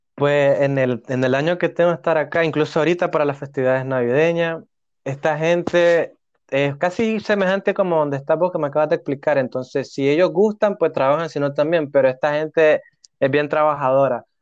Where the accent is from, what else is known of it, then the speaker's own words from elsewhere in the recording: Nicaragua; moved away as an adult; now in Hamburg, Germany; como todo nica loco